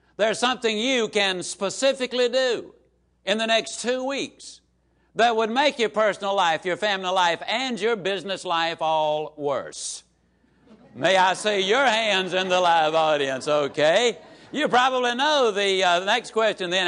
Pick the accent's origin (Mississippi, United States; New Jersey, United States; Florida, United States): Mississippi, United States; Yazoo City; small Mississippi town